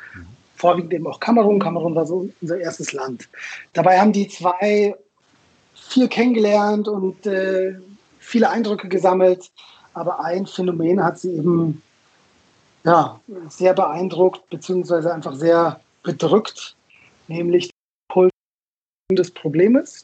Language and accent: German; Munich, Bavaria, Germany; also born or lived in Israel; ich komme aus München, in München geboren